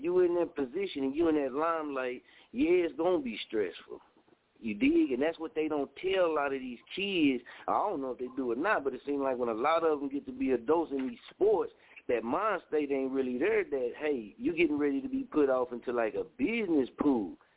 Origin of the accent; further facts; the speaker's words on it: Oklahoma, United States; I was raised in Scoville, Oklahoma